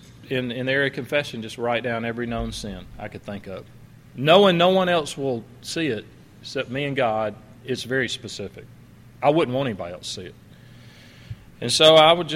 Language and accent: English; Alabama, United States; my hometown in Alabama